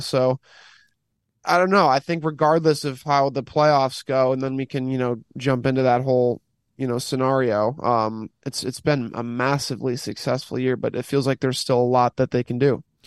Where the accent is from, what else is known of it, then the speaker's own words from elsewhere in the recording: United States; as an American